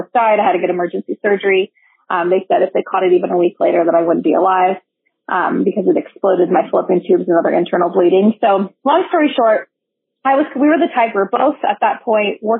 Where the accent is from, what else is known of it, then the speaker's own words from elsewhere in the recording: Modesto, California, United States; moved away as an adult; also born or lived in Boise, Idaho; I'm originally from Modesto, California